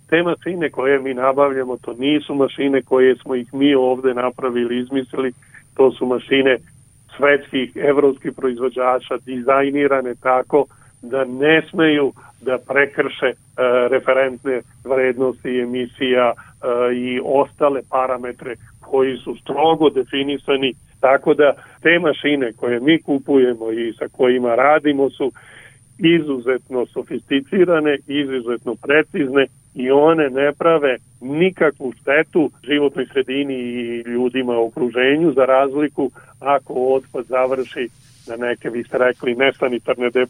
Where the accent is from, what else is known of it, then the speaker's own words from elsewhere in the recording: Serbia; kod nas u Srbiji.